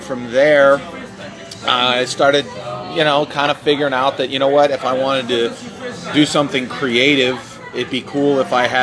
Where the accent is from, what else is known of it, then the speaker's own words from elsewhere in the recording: Pittsburgh, Pennsylvania, United States; moved away as an adult; also born or lived in Connecticut; now in Los Angeles, United States; I'm originally from Pittsburgh